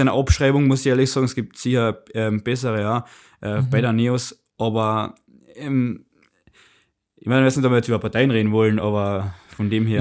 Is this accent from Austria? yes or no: yes; Austria; bei uns in Österreich